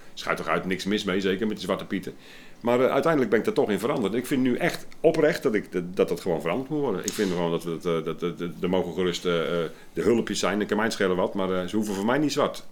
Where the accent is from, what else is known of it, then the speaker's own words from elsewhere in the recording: Sliedrecht, South Holland, Netherlands; moved away; also born or lived in Willemstad / Hoorn; ik kom uit Sliedrecht van origine.